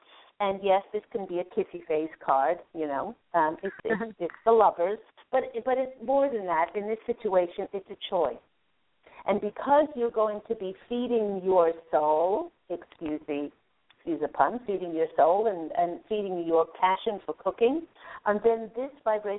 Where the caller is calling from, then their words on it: California, United States; I'm calling from California, Bay Area.